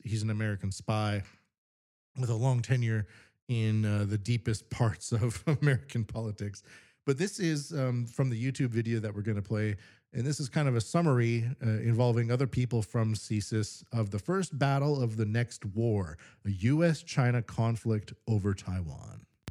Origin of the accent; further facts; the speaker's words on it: Canada; now in Japan; I'm from Canada